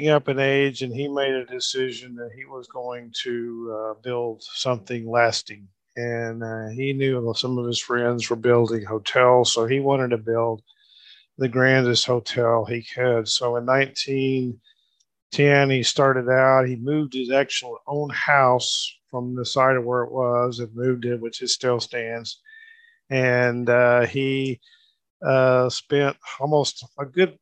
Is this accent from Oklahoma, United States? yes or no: yes; Muskogee, Oklahoma, United States; my hometown, Muskogee